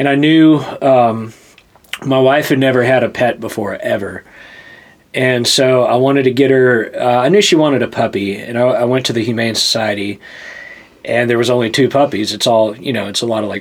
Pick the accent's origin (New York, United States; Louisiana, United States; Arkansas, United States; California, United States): Louisiana, United States; accent: Southern; moved away as an adult; also born or lived in Hattiesburg, Mississippi / New Orleans, Louisiana / Washington D.C.; now in Nashville, United States; I'm from Louisiana, originally